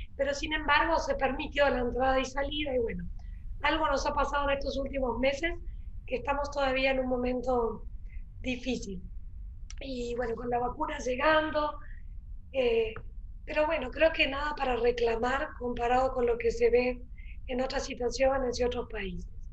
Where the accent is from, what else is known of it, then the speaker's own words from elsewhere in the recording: Uruguay; also born or lived in Rio de Janeiro, Brazil / Berkeley, California, United States / San Francisco, California, United States; now in Punta del Este, Uruguay; Yo de hecho soy uruguaya, pero viví 20 años afuera